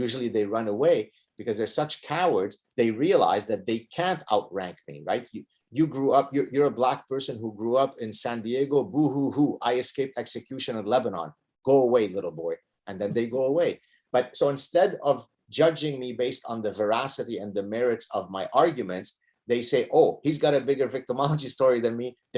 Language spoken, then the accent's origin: English; Canada; I think it boils down to our personhood more than the fact that we are Canadian